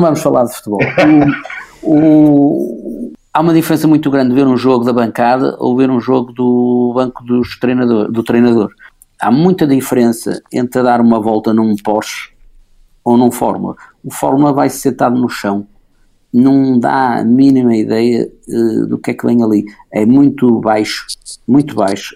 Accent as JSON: {"language": "Portuguese", "town": "Porto", "region": "Norte", "country": "Portugal", "tie": "born or raised there", "said": "eu nasci no Porto, sou do Porto, vivo na Foz"}